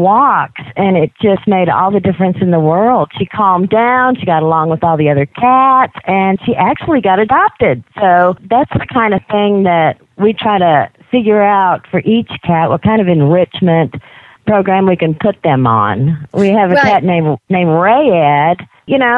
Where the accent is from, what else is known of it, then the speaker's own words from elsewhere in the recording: Jackson, Mississippi, United States; now in Utah, United States; I'm originally from Jackson, Mississippi, but I haven't been there in quite a long time. But I think I still have my accent